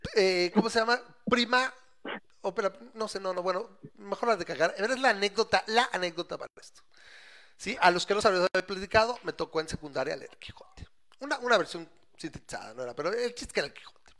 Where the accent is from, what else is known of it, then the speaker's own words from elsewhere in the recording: Mexico; educado en México